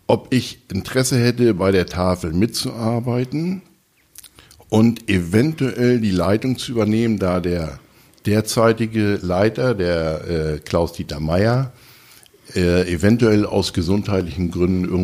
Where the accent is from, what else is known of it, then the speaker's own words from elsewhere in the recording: Münster, North Rhine-Westphalia, Germany; born there; Bin gebürtiger Monsteraner, bin verheiratet, habe zwei Kinder, zwei Enkelkinder